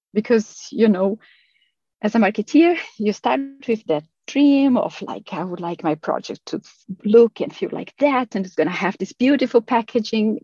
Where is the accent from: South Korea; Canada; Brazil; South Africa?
Brazil; moved away as an adult; also born or lived in Australia; now in Sweden; I'm originally from Brazil. Um, but I have been living here in Sweden for 13 and a half years